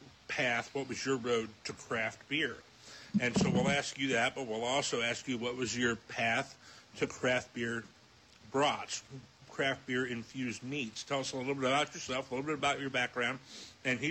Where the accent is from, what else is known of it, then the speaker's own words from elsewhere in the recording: Loveland, Ohio, United States; I grew up in Loveland and knew people from Sharonville and from Pisgah and all that when I was in high school